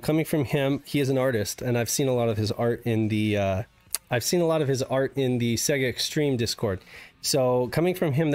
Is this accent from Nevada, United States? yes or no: yes; Reno, Nevada, United States; now in Southern California, United States; Growing up in Reno